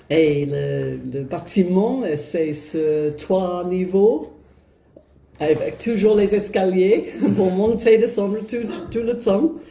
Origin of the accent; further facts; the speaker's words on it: England, United Kingdom; French is a second language; moved away as an adult; now in France; je suis anglaise et je suis venue en France il y a plus de 20 ans et, euh, pour habiter au couvent.